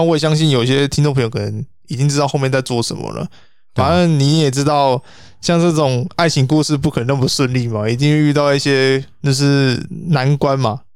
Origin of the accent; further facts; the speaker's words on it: Taiwan; 我们台湾这边